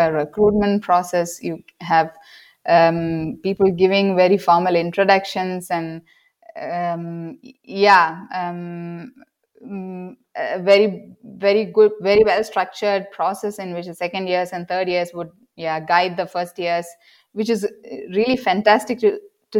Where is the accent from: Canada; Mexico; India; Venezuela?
India; South India; moved away as an adult; now in Germany; my hometown